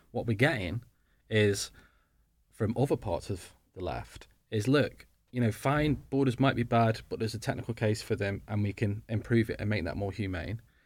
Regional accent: Stoke-on-Trent, West Midlands, United Kingdom; moved away; I'm from Stoke originally

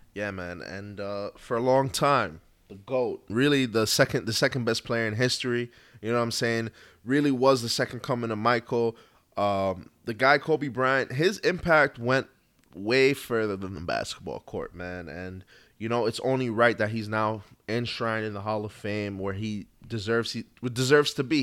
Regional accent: U.S. Virgin Islands; Proud to say I'm from Saint Croix. Born and raised out there

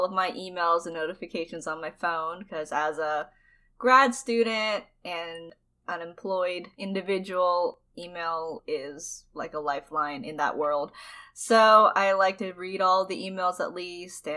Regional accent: United States; also born or lived in China; I was adopted from China and, raised in America since I was, like, 1 year old

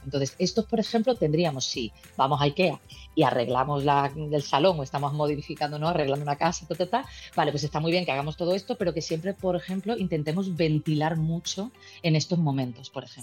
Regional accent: Málaga, Andalusia, Spain; yo soy de origen malagueño

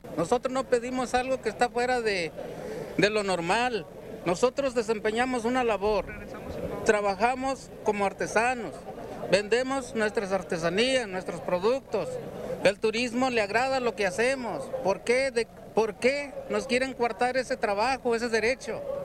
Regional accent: Mexico; nosotros sí somos mexicanos

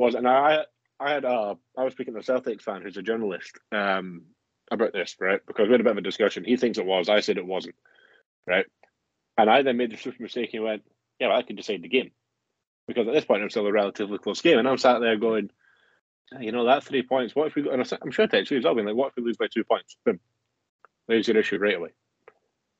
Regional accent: Scotland, United Kingdom; as a Scottish man

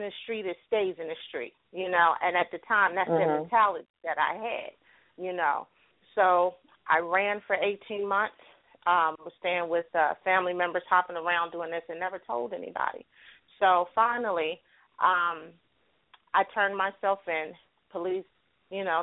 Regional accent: New Jersey, United States; moved away as an adult; now in Pittsburgh, United States; I am originally from New Jersey, and I now live in Pittsburgh, Pennsylvania

